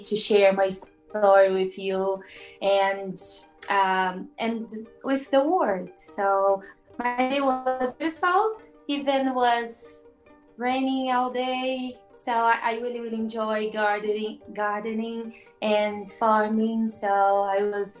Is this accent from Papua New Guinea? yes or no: no; Brazil; English is a second language; moved away as an adult; now in Cork, Ireland; I came from Brazil